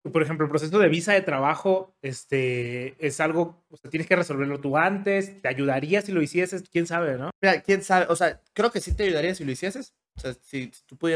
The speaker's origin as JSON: {"language": "Spanish", "country": "Mexico", "said": "Claro, es, es complicado como mexicano este, encontrar trabajo en España."}